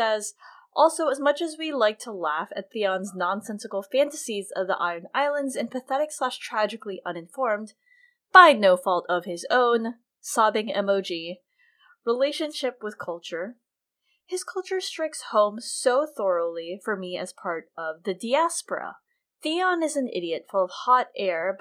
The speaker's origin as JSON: {"language": "English", "country": "United States", "said": "I'm Filipina American"}